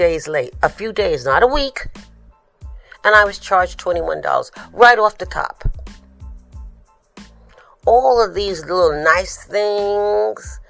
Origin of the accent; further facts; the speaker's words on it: New York City, New York, United States; I'm from the Bronx